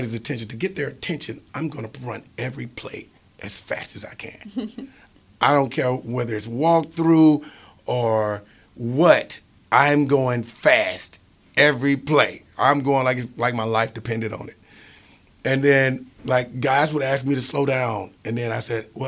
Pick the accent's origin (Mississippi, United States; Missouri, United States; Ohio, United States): Mississippi, United States; Philadelphia; my hometown of Philadelphia, Mississippi